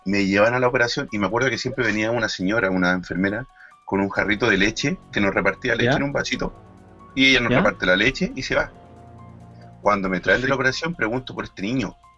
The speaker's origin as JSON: {"language": "Spanish", "country": "Chile", "said": "como chilenos lo decimos"}